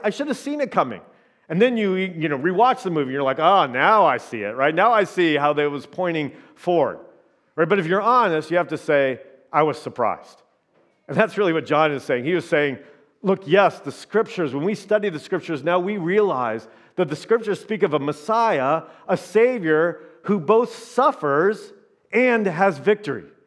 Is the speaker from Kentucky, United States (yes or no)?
no; Indiana, United States; now in Minnesota, United States; I'm from Indiana